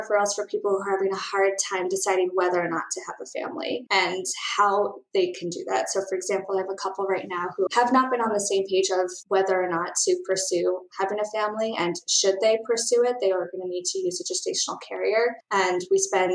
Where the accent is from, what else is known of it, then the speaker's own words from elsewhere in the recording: San Francisco, California, United States; also born or lived in Ohio; I grew up in San Francisco